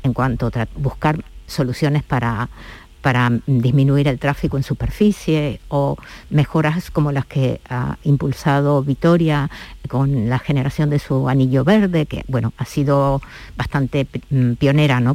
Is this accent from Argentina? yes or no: yes; La Pampa, Argentina; now in Seville, Spain; mi ciudad de origen, de, Argentina, de La Pampa